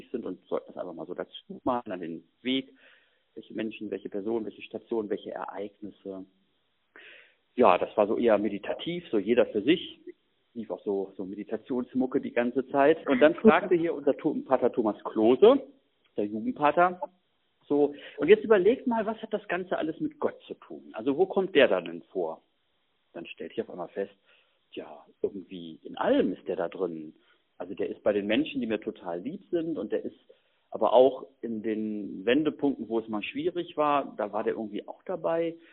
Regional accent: Hanover, Lower Saxony, Germany; born there; ich komme gebürtig aus Hannover und da gab es eben auch so eine Stadtgruppe von der KSJ.

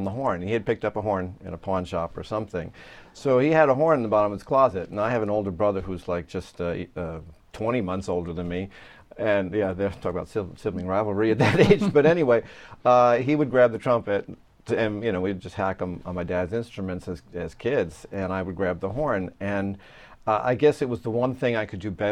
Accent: Long Island, New York, United States; where I grew up in Long Island, we still had, music programs in the school.

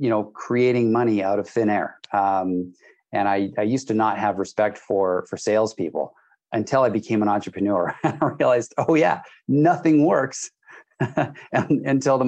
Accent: Canada; also born or lived in British Columbia, Canada; I am Canadian. I live in British Columbia, Canada

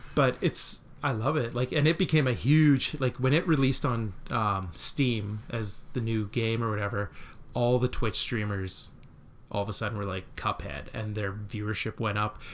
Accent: Melville, Saskatchewan, Canada; growing up in Melville

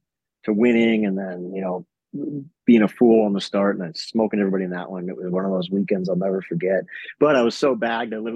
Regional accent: Canada; the Canadian guy

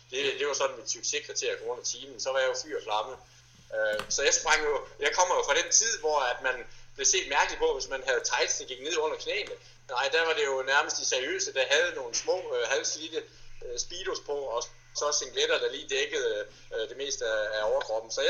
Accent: Viborg, Central Denmark Region, Denmark; Hjemme i Viborg har vi en 18 km enkeltstartsrute

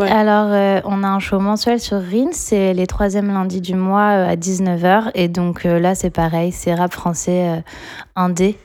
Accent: Caen, Normandy, France; moved away as an adult; je suis canaise, je suis née à Caen et du coup, j'ai passé euh, pour l'instant la plus grande période de ma vie à Caen

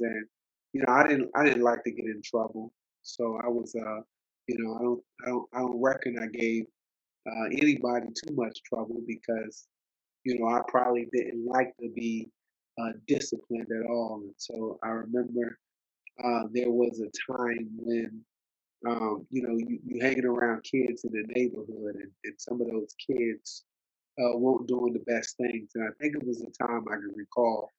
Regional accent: United States; born or raised there; also born or lived in Alexandria, Virginia / Silver Spring, Maryland / Norfolk, Virginia

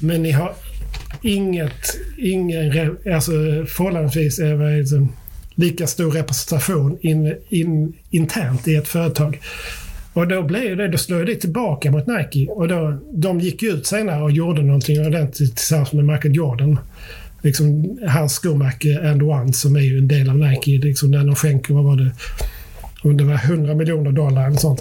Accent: Sweden; vi är också vita svenskar

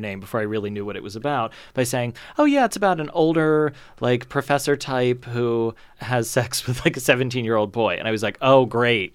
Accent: Kentucky, United States; I grew up in Kentucky

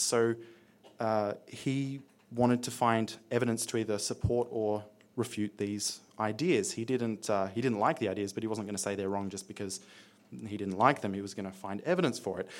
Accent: Australia; I'm an Australian high school student

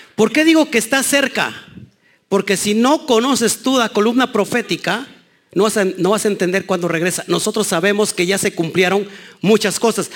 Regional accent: Mexico; los mexicanos

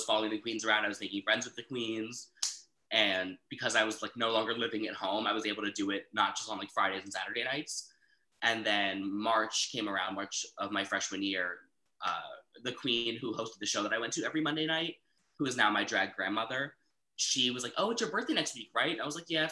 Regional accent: Summit, New Jersey, United States; now in Washington, D.C., United States; I'm originally from New Jersey, a lovely town called Summit, about like 30 minutes outside Manhattan

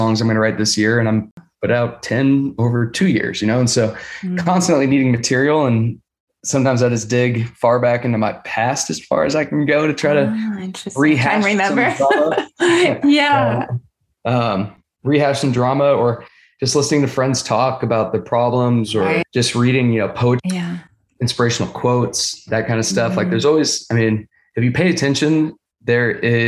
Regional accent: Sacramento, California, United States; also born or lived in Orange County, California; growing up, in California

